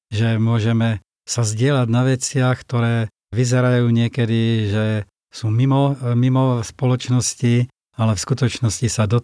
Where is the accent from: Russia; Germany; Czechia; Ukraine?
Czechia; Moravia; now in Slovakia; Presťahoval som sa z Moravy na Slovensko a vlastne tu som začal nejakým spôsobom vo väčšej miere robiť to, čo som robil už dávno predtým.